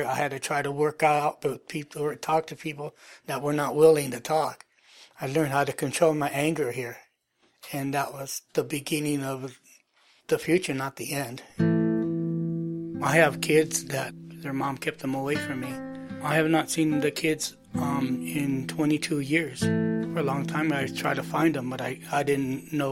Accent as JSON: {"language": "English", "town": "Morgan Hill", "region": "California", "country": "United States", "tie": "born or raised there", "also_born_or_lived": "San Jose", "said": "I was born in San Jose, but I was raised in Morgan Hill."}